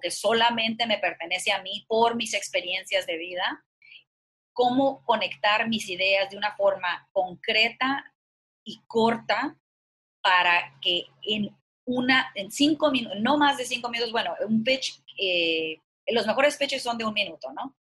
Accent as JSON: {"language": "Spanish", "town": "Culiacán", "region": "Sinaloa", "country": "Mexico", "tie": "born or raised there", "also_born_or_lived": "New York", "moved": "yes", "said": "yo soy de Culiacán, Sinaloa"}